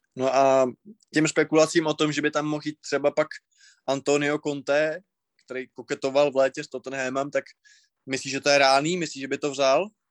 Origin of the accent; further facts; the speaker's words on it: Moravia, Czechia; u nás na Moravě